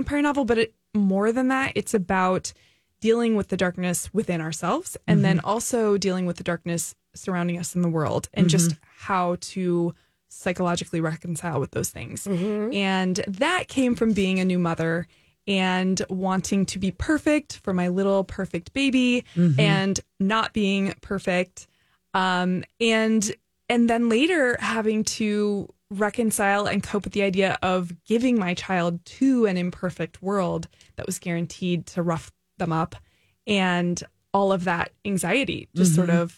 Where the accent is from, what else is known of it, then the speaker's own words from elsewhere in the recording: California, United States; now in St. Paul, United States; I'm from California.